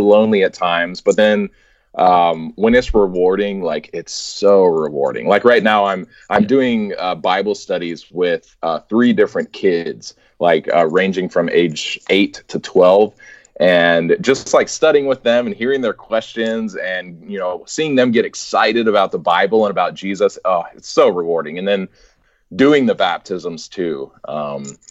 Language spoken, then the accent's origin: English; Alabama, United States; moved away as an adult; also born or lived in Texas; now in Oklahoma, United States; I am from Alabama